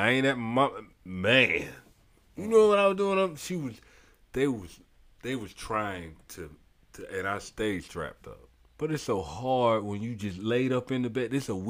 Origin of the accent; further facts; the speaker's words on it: St. Petersburg, Florida, United States; I'm from the South. I'm from St. Pete, South Side, to be exact.